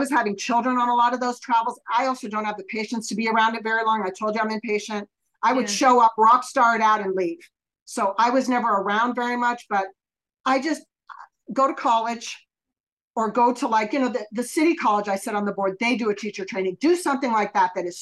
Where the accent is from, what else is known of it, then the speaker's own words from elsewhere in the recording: Northern California, United States; my hometown in Northern California